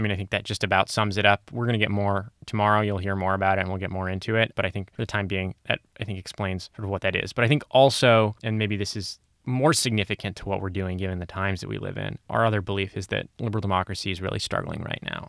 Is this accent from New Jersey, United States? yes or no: no; Santa Monica, California, United States; I'm from Santa Monica, California, which is where we are